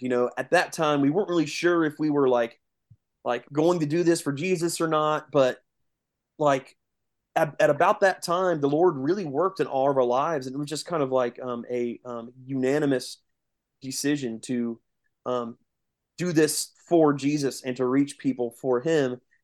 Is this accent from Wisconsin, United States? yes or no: no; east central Indiana, United States; we are um, directly south in Indiana. Um, we're kind of like southeast, east central um, Indiana. So about forty five minutes east of Indianapolis